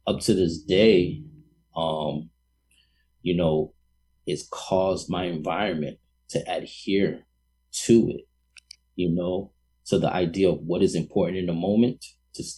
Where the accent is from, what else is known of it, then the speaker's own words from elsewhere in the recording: New York City, New York, United States; moved away; also born or lived in Boston; being from New York City, a hardcore New Yorker, even having lived in Boston